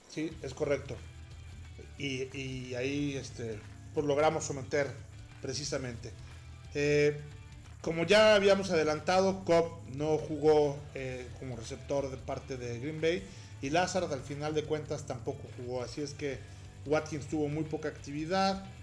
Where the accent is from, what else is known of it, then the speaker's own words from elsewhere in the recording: Mexico; sobre todo para nosotros que venimos de México